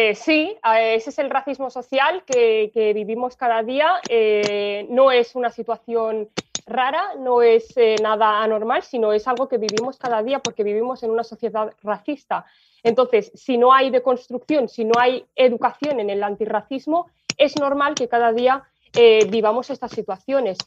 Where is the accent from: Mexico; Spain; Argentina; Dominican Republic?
Spain; nací en España